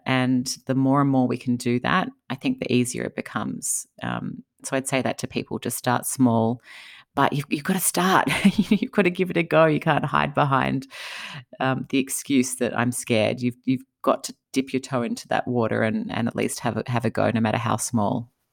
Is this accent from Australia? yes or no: yes; Australia; moved away as an adult; now in United States; I'm from Australia